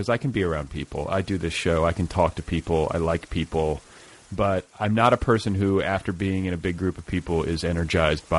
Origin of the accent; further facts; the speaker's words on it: Midwest, United States; moved away as an adult; also born or lived in Colorado; now in Los Angeles, United States; I grew up in the Midwest and went to college in Colorado